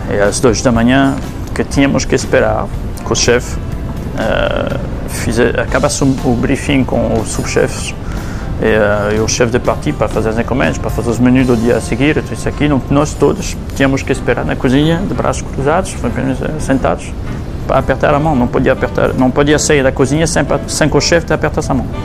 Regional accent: Portugal; Cada vez que eu saí desse país, cada vez que eu saí do Portugal, eu me disse, não, eu tenho que voltar para lá

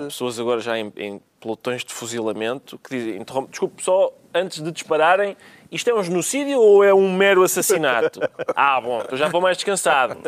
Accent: Alentejo, Portugal; eu sou alentejano

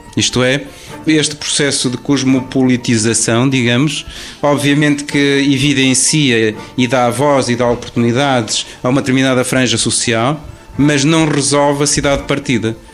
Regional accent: Minho, Portugal; eu sou minhoto, lá de cima da raia

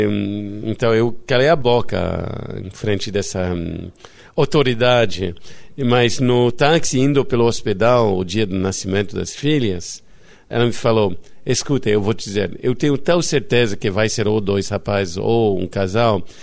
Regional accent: France; Portuguese is a second language; also born or lived in Italy / Greece / India / England; now in Rio de Janeiro, Brazil; eu cresci na França, na Itália, na Grécia, na Índia, no, na Inglaterra. E... Nada disso explica que falo português.

